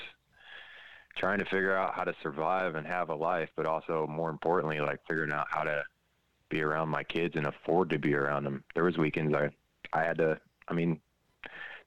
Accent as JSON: {"language": "English", "town": "Brownwood", "region": "Texas", "country": "United States", "tie": "born or raised there", "also_born_or_lived": "Toledo, Ohio / Orlando, Florida", "said": "I grew up in Texas"}